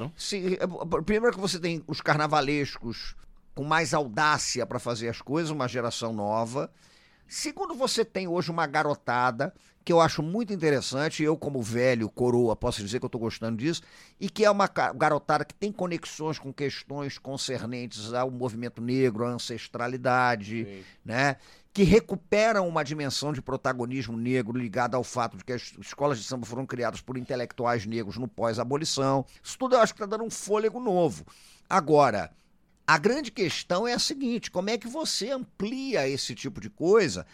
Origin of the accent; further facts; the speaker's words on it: Rio de Janeiro, Brazil; Eu sou do Rio de Janeiro